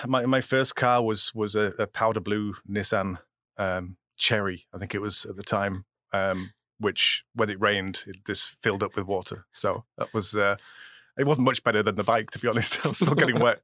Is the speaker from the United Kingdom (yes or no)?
yes; England, United Kingdom; now in United States; I'm still English